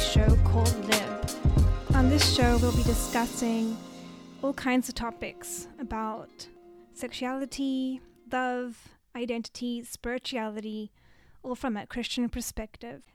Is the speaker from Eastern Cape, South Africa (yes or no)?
no; Cape Town, Western Cape, South Africa; moved away as an adult; now in Japan; I'm from South Africa, Cape Town, really beautiful city